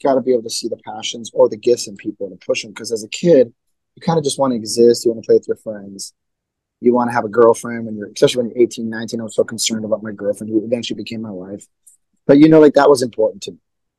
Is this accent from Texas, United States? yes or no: no; Milwaukee, Wisconsin, United States; All born right. Born and raised. Yep.